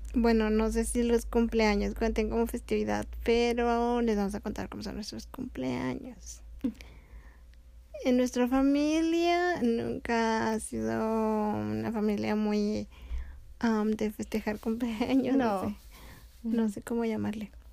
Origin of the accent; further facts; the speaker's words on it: Mexico; como familia mexicana, pues los tres años o los 15 años son los que más ah, se festejan aquí en México